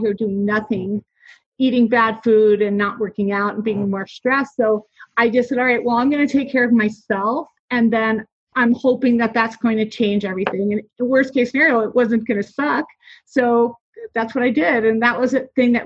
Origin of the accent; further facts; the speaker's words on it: New Jersey, United States; I am from New Jersey